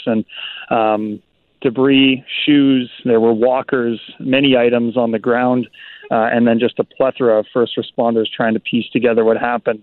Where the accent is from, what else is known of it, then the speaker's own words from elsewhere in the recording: Brandon, Manitoba, Canada; moved away as an adult; now in Winnipeg, Canada; as a young man growing up in Brandon